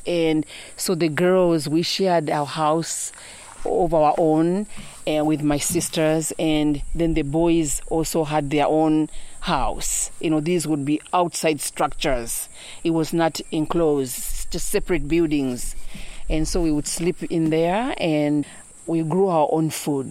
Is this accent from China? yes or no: no; Nsongwe village, Southern Province, Zambia; moved away as an adult; also born or lived in United States; I was born and raised in Songwe village in Zambia.